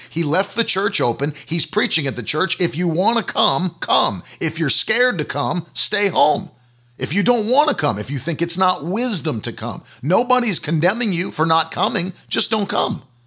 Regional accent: United States; as an American

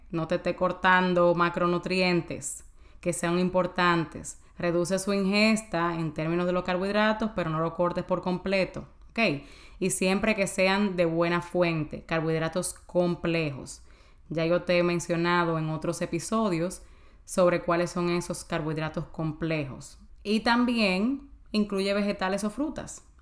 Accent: Dominican Republic; Yo me como avena o ah, yo soy dominicana, señora, tú un pedacito de plátano, yo me como yuca, lo que sea.

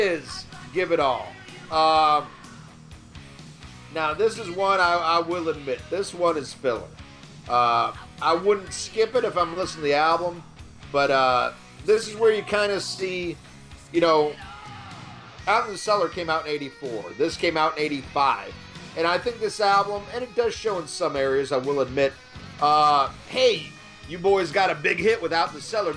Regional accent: Kankakee, Illinois, United States; I grew up in Kankakee, Illinois

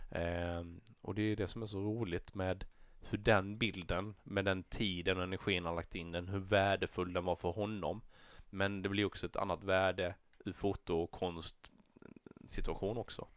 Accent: Näsö, Blekinge, Sweden; i Näsö, min hemby

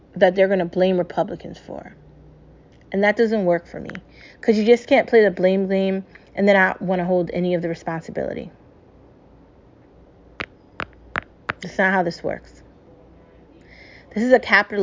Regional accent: United States; As an American

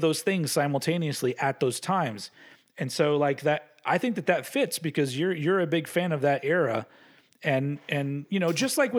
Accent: United States; I'm from America.

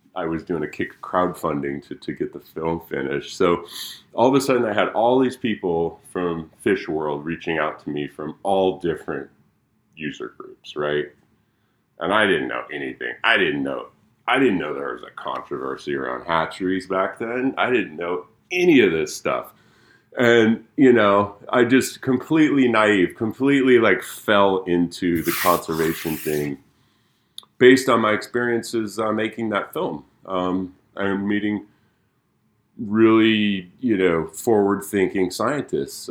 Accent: Olympia, Washington, United States; Actually grew up in Olympia, Washington, and moved back in two thousand twelve

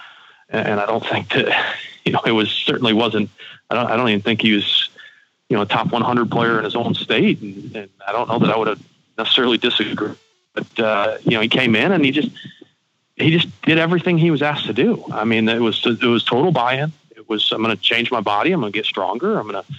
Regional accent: Saginaw, Michigan, United States; where I grew up in Saginaw

